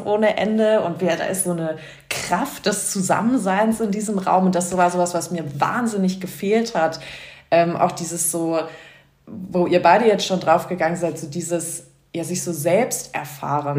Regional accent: New York, United States; also born or lived in Frankfurt / Vancouver; now in Munich, Germany; ich bin ursprünglich aus Frankfurt in New York aufgewachsen und dann irgendwie über Ecken nach München so gekommen.

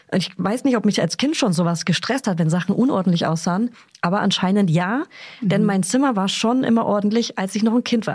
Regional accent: Hof, Bavaria, Germany; ich komme aus Hof oder aus Beihof

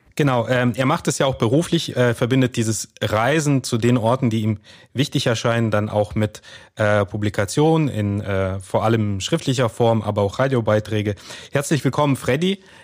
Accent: Kazakhstan; now in Germany; Wir sind, äh, alle drei in Kasachstan geboren.

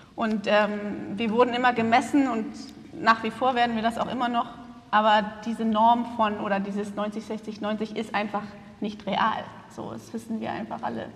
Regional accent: Hamburg, Germany; moved away as an adult; now in Berlin, Germany; ich komme aus Berlin, eigentlich aus Hamburg, aber ich bin gerade nach Berlin gezogen

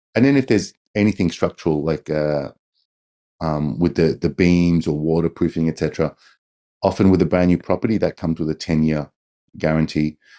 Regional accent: Australia; moved away as an adult; now in Tokyo, Japan; I've been in Japan for twenty years. I'm an Australian.

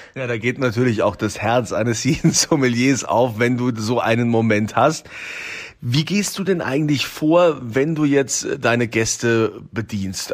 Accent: Rhineland-Palatinate, Germany; bei uns in Deutschland, in Rheinland-Pfalz

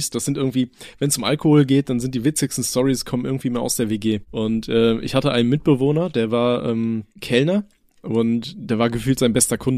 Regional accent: Aachen, North Rhine-Westphalia, Germany; Ich komme ja aus Aachen gebürtig und war dann halt gerade zur Karnevalszeit war es bei uns immer Ausnahmezustand.

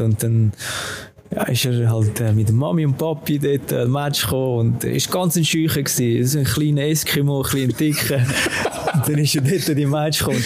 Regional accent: Urdorf, Zurich, Switzerland; zum FC Urdorf wechseln, zu meinem äh, Jugendclub, meinem Dorfclub, also wo ich aufgewachsen bin

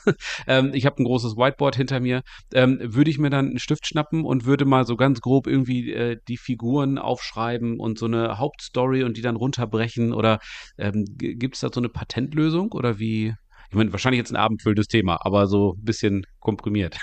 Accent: East Frisia, Lower Saxony, Germany; ich komme ja hier aus Ostfriesland

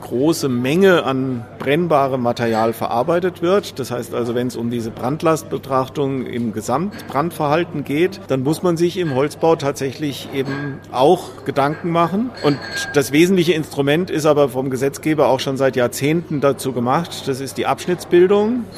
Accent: Germany; bei uns in Deutschland

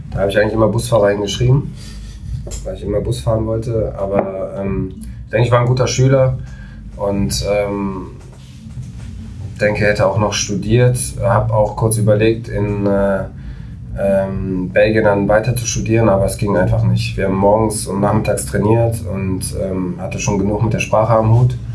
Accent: Düsseldorf, North Rhine-Westphalia, Germany; born there; Ich komme gebürtig aus Düsseldorf. Äh, meine Familie ist auch auf dort, äh, also lebt auch dort.

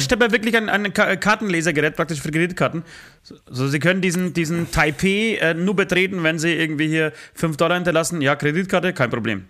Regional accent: Germany; bei uns in Deutschland

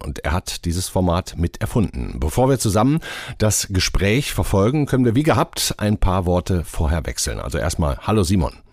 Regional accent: Germany; wir Deutsche

